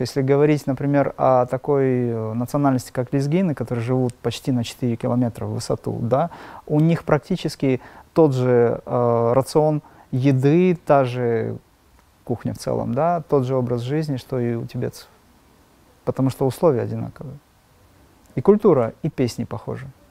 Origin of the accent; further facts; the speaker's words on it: Makhachkala, Dagestan, Russia; я из Махачкалы, из Дагестана